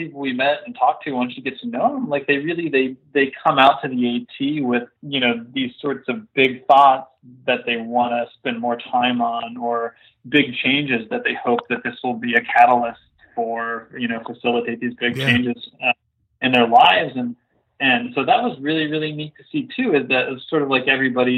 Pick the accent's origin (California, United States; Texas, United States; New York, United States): Texas, United States; I grew up in Texas and we used to hike a lot in the wildernesses of, you know, kind of West Texas and and New Mexico